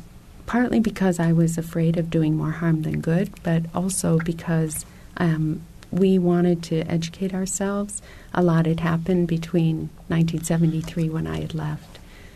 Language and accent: English; DR Congo; When I was growing up in the Congo, I had occasion to observe many different types of international development.